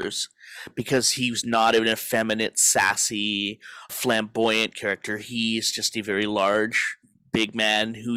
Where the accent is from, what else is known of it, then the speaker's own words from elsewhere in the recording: Edmonton, Alberta, Canada; my own history growing up in Edmonton, Alberta in the 1980s